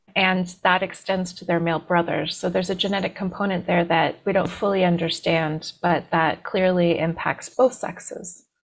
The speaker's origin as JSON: {"language": "English", "area": "D.C.", "region": "East Coast", "country": "United States", "tie": "born or raised there"}